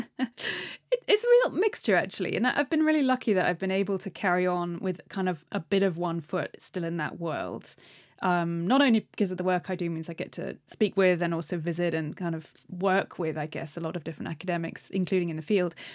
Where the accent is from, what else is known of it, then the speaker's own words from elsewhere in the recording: United Kingdom; being British